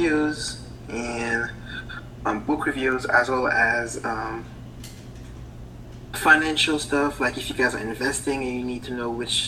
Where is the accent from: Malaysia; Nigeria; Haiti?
Haiti; English is a second language; now in United States; I was born from an island called Haiti, which is from the coast of Florida. And that was about 33 years ago. And that's why I have this accent now